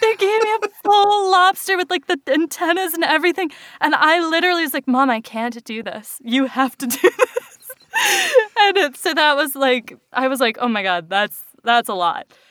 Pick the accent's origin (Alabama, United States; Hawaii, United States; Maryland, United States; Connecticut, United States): Hawaii, United States; now in Boston, United States; I'm from Hawaii